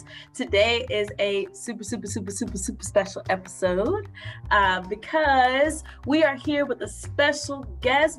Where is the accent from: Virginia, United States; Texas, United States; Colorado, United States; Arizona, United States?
Virginia, United States; Southern; moved away; also born or lived in North Carolina; I'm from Southern Virginia. I'm born and a little bit raised in North Carolina